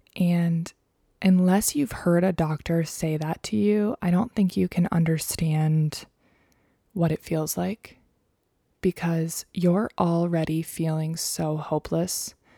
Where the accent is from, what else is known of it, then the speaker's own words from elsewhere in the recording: Maryland, United States; the gynecologist that I saw growing up in Maryland